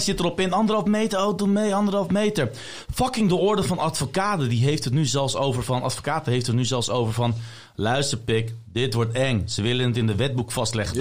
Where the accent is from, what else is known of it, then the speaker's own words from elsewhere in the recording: Leiden, South Holland, Netherlands; Ik kom uit Leiden. Ik ben geboren en getogen in Leiden.